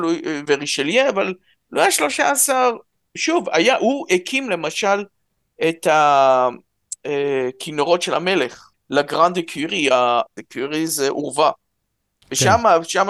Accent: Jerusalem, Jerusalem District, Israel; אני ירושלמי, ההורים עלו מרוסיה

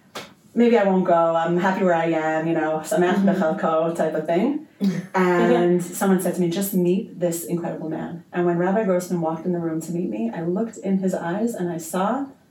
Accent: Jerusalem, Jerusalem District, Israel; also born or lived in United States; now in Modi'in, Israel; So, I'm originally American, but made Aliyah when I was a teenager. I grew up in Yerushalayim, and once I got married with my children, moved to Modi'in.

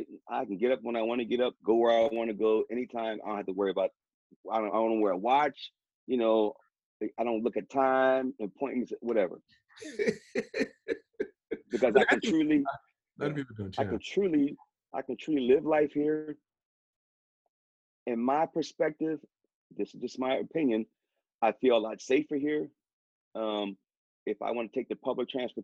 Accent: Morristown, New Jersey, United States; moved away as an adult; also born or lived in Camp Zama, Japan; now in Japan; I'm from Marstown, New Jersey

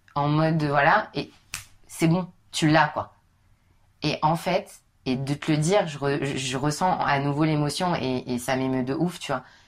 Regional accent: Paris, Île-de-France, France; je suis parisienne

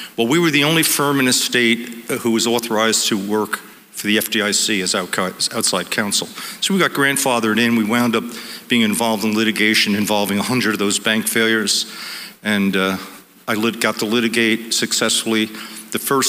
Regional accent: Monmouth County, New Jersey, United States; through Monmouth County, through my hometown

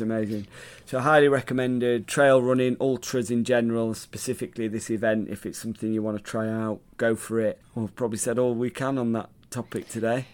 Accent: Sheffield, Yorkshire and the Humber, United Kingdom; So I was part of the Sheffield team

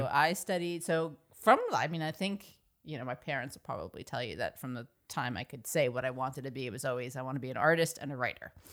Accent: Dix Hills, New York, United States; I grew up on Long Island, suburb, suburban Long Island, town called Dix Hills

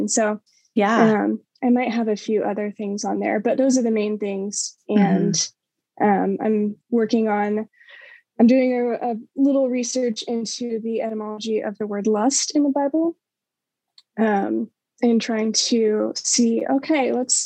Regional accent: Colorado, United States; moved away as an adult; also born or lived in Waco, Texas; now in Dallas, United States; I grew up in Colorado, Christian family, went to church

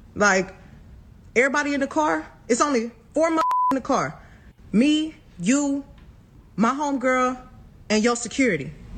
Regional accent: Houston, Texas, United States

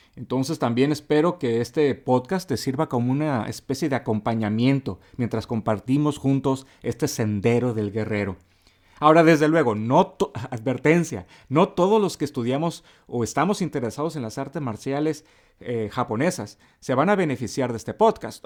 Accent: Mexicali, Baja California, Mexico; soy una persona honesta, directa al grano, eh, como todos aquí en Mexicali

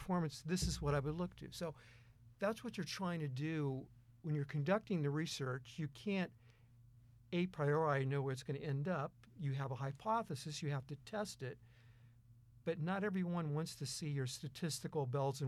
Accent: Lancaster, Ohio, United States; moved away as an adult; also born or lived in Omaha, Nebraska / Philadelphia / Baltimore / Jacksonville, Florida; I was born and raised outside of Columbus, Ohio, in a small town called Lancaster, Ohio.

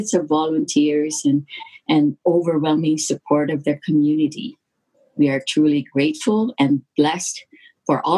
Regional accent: Philippines; now in Alberta, Canada; I was born in the Philippines and migrated to Canada in 1974 after my sister sponsored my parents and my three other siblings. Life in the Philippines was tough back then

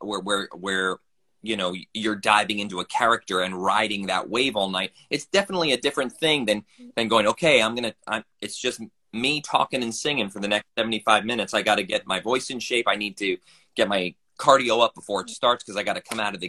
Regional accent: New Jersey, United States; moved away as an adult; now in Philadelphia, United States; I grew up in North Jersey

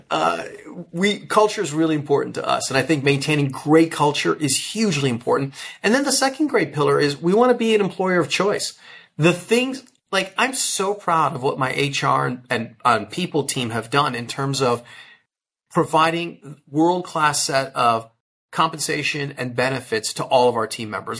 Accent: Chicago, Illinois, United States; I grew up in the Chicago area.

